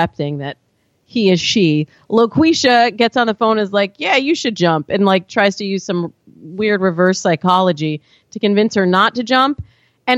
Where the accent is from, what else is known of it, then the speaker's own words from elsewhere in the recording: Michigan, United States; I grew up in Michigan.